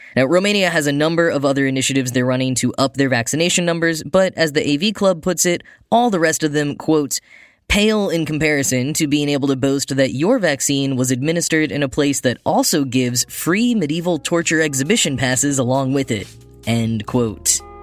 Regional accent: United States; being American

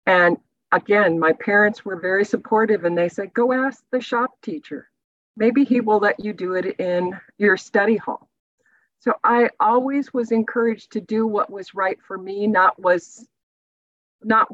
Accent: Iowa, United States; moved away as an adult; also born or lived in Texas; as a young girl growing up in the Midwest

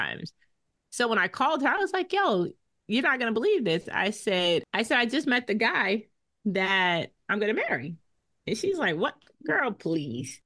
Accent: Boston, Massachusetts, United States; accent: Bostonian; we met in Boston because that's where we grew up

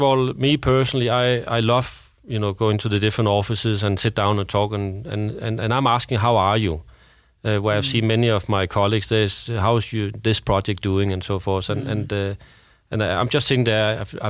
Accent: Denmark; now in Sweden; I remember I came from Denmark and I've been living in Sweden, where you have 1 to 2 years maternity leave, or paternity leave for that matter.

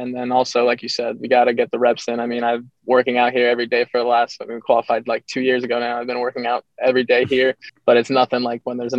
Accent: South Florida, United States; from South Florida

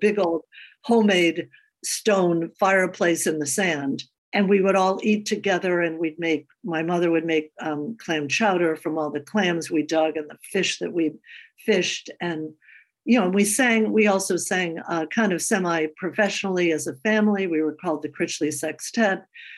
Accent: Forestville, Connecticut, United States; We grew up in Connecticut, Forestville, Connecticut, a little tiny town. My father was born at the bottom of the hill, lived in the middle of the hill until he was 41, and then he married my mother, moved to the top of the hill, and had 9 children.

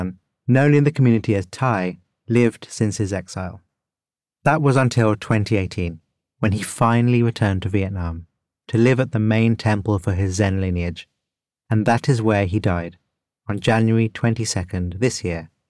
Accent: United Kingdom; As a Brit

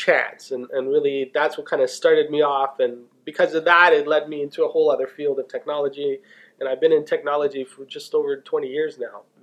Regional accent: Toronto, Ontario, Canada; I was born and raised in Toronto

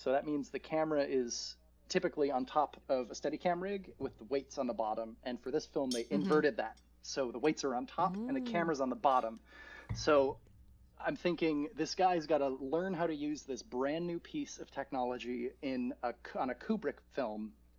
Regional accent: Michigan, United States; That like I'm from Michigan.

